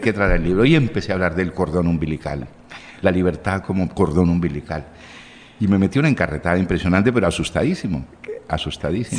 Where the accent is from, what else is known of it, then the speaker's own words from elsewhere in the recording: Buenaventura, Valle del Cauca, Colombia; moved away as an adult; also born or lived in Chocó / Bogotá / Barcelona; now in Cartagena, Colombia; Yo viví en Buenaventura 12 años, siete, a los siete años llegué del Chocó